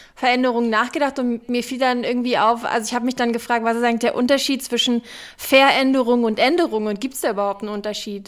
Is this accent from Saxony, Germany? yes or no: no; Berlin, Germany; ich bin Berlinerin. Ich kenne nur Berlin